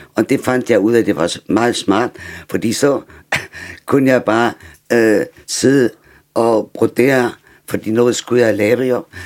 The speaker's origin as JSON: {"language": "Danish", "country": "Germany", "second_language": "Danish", "moved": "yes", "lives_now": "Denmark", "said": "som tysker"}